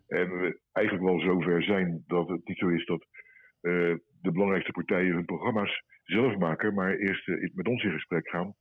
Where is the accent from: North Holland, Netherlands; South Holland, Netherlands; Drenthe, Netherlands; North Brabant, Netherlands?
South Holland, Netherlands; Rotterdam; als Rotterdammer